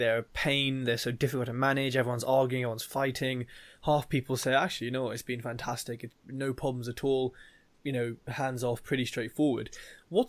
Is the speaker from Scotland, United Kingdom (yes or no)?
no; London, United Kingdom; being a Londoner